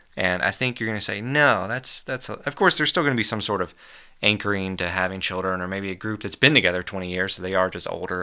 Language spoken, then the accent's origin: English; United States; As an American